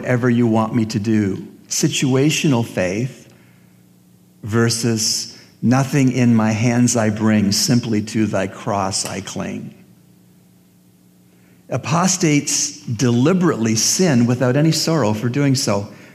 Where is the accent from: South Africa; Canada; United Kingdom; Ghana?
Canada; as a Canadian